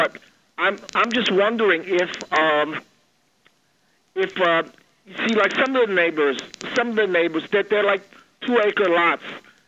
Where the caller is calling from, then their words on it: New Jersey, United States; I'm 14 miles from the Pennsylvania border in northern New Jersey.